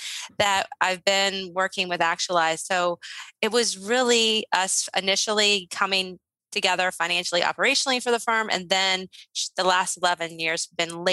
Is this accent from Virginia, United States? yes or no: yes; Shenandoah Valley, Virginia, United States; I grew up in the Shenandoah Valley